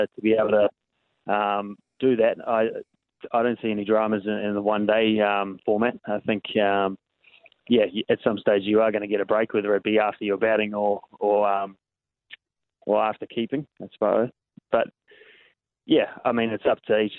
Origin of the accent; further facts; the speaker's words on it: Hamilton, Waikato, New Zealand; it's my hometown